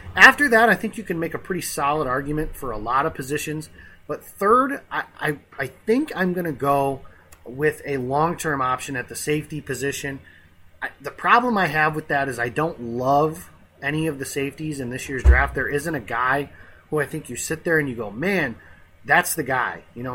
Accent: Illinois, United States; Barack Obama is from my home state

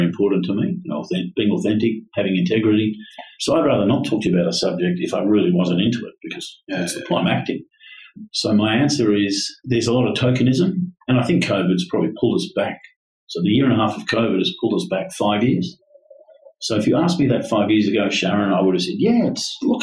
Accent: Australia; also born or lived in Brazil / Florida

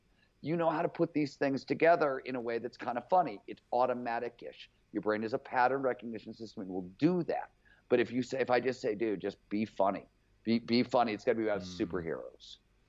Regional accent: Cleveland, Ohio, United States; It was like bands would show up to play where I grew up in Cleveland.

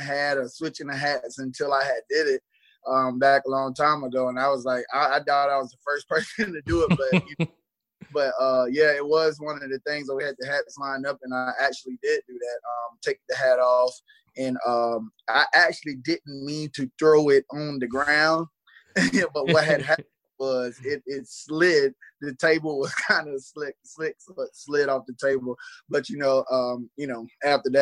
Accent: Marlboro County, South Carolina, United States; Growing up in Marlboro County, if you know about Marlboro County, it's such a country environment, and it's everybody's home

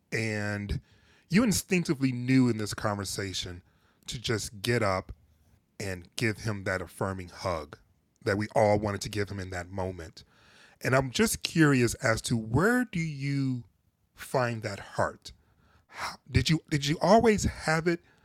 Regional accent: Detroit, Michigan, United States; I'm originally from Detroit, but my folks, both my parents are originally from the South

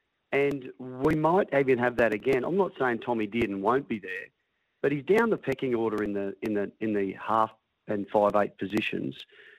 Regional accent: Queensland, Australia; I'm super, super proud as a Queenslander

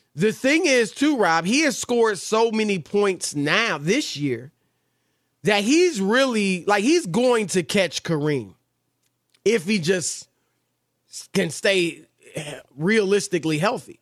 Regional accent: Cleveland, Ohio, United States; I'm from Cleveland

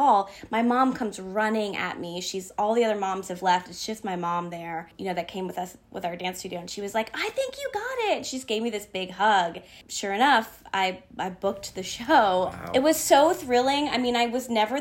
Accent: Northern Virginia, United States; I was a kid in Northern Virginia

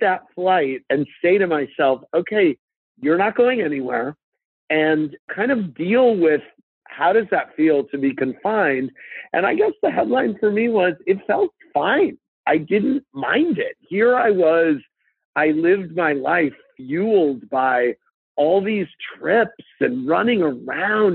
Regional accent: St. Louis, Missouri, United States; I grew up in St. Louis with two parents and a sister

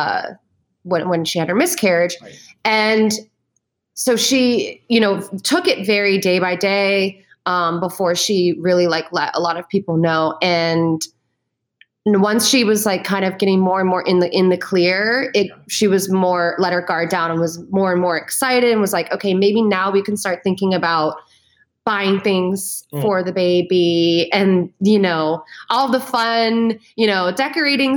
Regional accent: East Coast, United States; moved away as an adult; also born or lived in New York; now in Los Angeles, United States; like living on the East Coast, growing up on the East Coast, living in the East Coast, living in New York

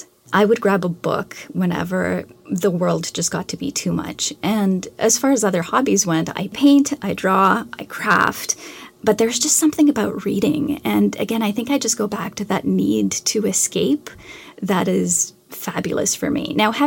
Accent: Canada; I'm Canadian, so I had to read a great deal of Canadian literature.

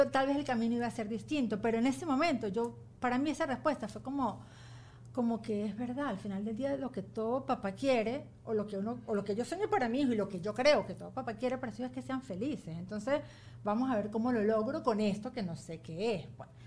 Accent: Venezuela; moved away; yo tuve hasta que me vine de Venezuela

